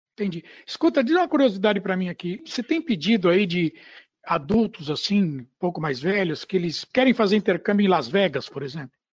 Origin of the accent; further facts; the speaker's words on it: São Paulo, Brazil; eu nasci na maternidade, chamaram Maternidade Paulista, no Jardim Paulista